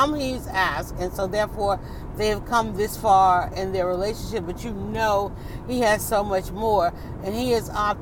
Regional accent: Atlanta, Georgia, United States; I'm from Atlanta, so I know the back roads

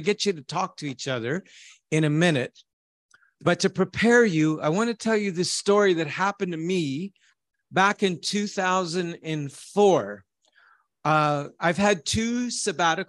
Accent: Canada; I am a shepherd from Canada.

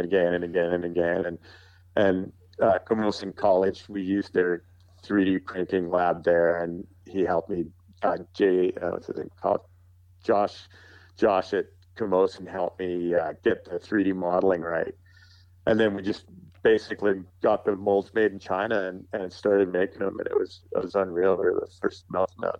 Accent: Calgary, Alberta, Canada; I grew up with him in Calgary

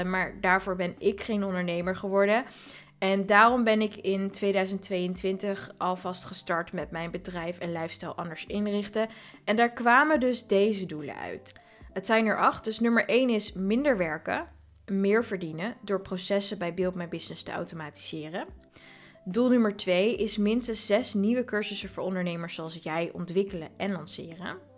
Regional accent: Voorburg, South Holland, Netherlands; Eh, ik ben zelf geboren en getogen in Voorburg, maar dat ligt echt naast Den Haag.

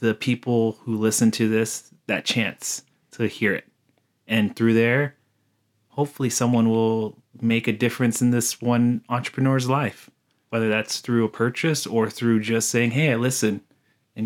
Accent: United States; I'm Native American on my mom's side, and I grew up on the res

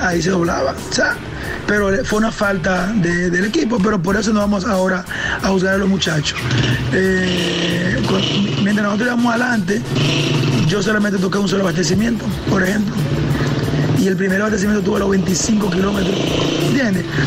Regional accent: Monte Plata, Dominican Republic; yo soy de aquí de Monteplata

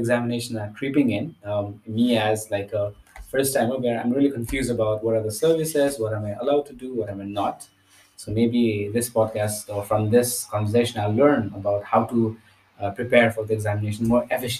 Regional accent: Nepal; moved away as an adult; now in Stuttgart, Germany; I come from Nepal

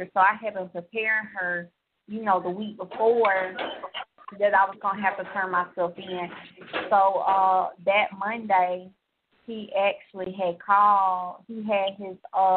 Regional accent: Georgia, United States; I'm from Georgia

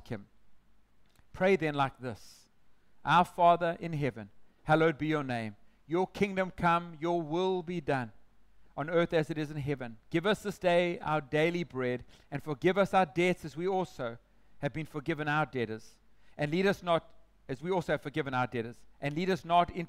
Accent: South Africa; moved away; I come from South Africa, as you know, and it has a Christian heritage, and so in many of the schools, you were required to pray the Lord's Prayer

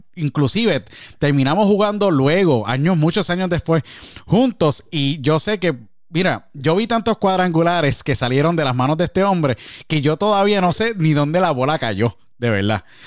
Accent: San Juan, Puerto Rico; Somos los dos de San Juan

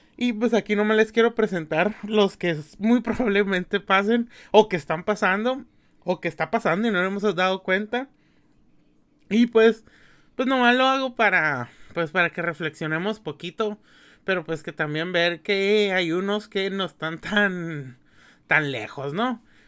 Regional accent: Mexicali, Baja California, Mexico; yo que soy de aquí de Mexicali

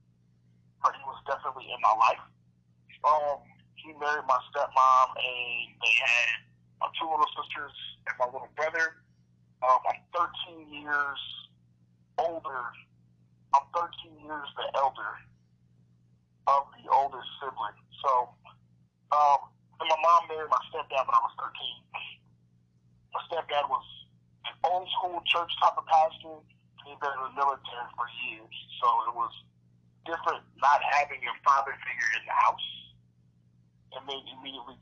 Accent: Omaha, Nebraska, United States; Growing up in North Omaha

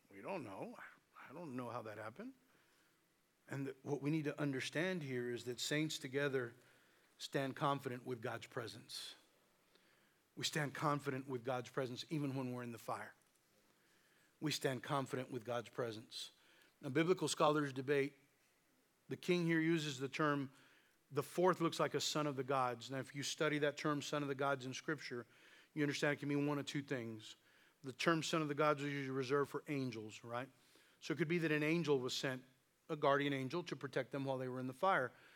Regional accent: the Valley, South Texas, United States; we're from the South Texas and we're from the Valley, so that's English and Spanish

